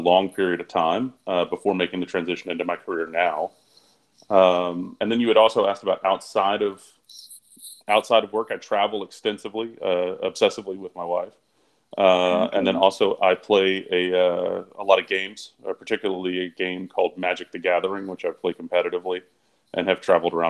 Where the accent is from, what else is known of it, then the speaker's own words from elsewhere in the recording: Gallatin, Tennessee, United States; also born or lived in Carbondale, Illinois; now in Nashville, United States; So I'm from the Nashville area originally. I grew up in Gallatin on a cattle farm, believe it or not.